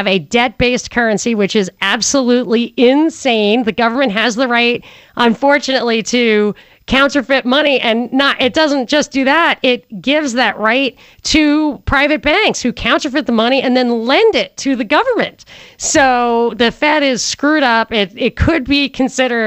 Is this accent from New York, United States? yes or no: yes; New York, United States; I'm from New York.